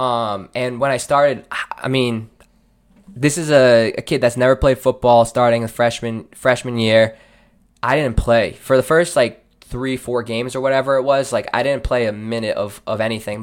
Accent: Seekonk, Massachusetts, United States; born and raised in Seekonk

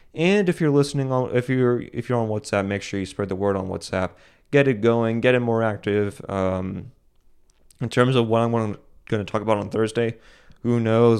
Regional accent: United States; as an American

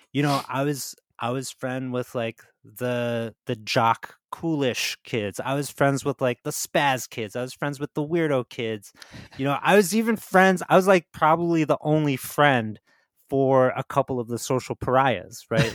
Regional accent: New Jersey, United States; I grew up in Jersey

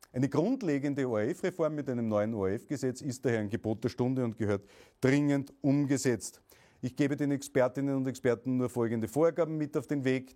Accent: Austria; meine Heimat Österreich

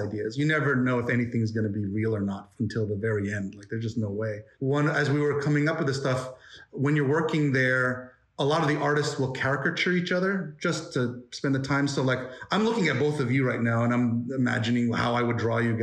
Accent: United States; I'm Korean American.

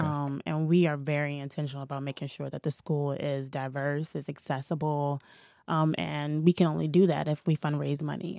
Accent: Washington, District of Columbia, United States; I'm from here. I'm from Washington, D C. I grew up in the Shaw Howard neighborhood.

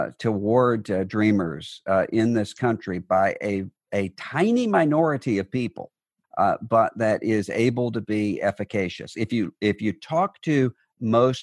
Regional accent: Biloxi, Mississippi, United States; now in Nashville, United States; my hometown of Biloxi, Mississippi

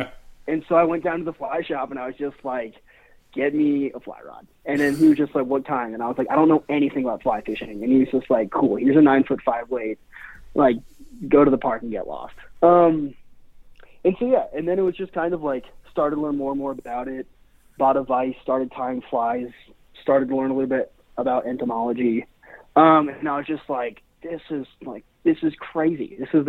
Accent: Seattle, Washington, United States; also born or lived in Spain; And then out of high school, I bounced back and forth from Seattle, which is where I'm from. I was born and raised in Seattle.

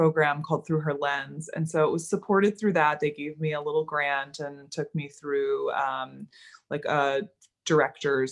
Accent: Maryland, United States; moved away as an adult; also born or lived in Florida; now in Los Angeles, United States; I grew up in Maryland

